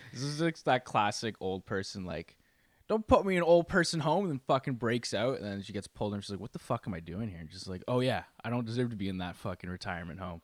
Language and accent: English; Canada; I am Canadian